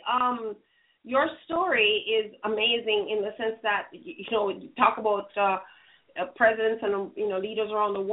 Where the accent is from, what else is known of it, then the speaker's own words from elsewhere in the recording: Jamaica; moved away; I'm originally from Jamaica